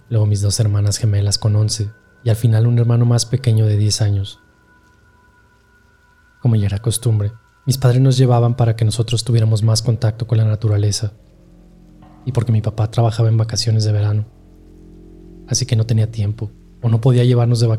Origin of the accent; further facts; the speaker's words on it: Boca del Río, Veracruz, Mexico; les tengo que aclarar que yo soy de Veracruz, de Boca del Río. Y pues esa tradición de que siempre nos llevaban con mi abuelo a la Sierra de Oaxaca